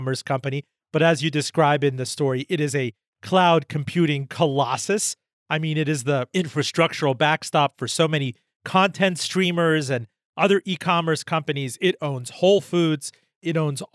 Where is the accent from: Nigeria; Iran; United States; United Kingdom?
Iran; I was born in Iran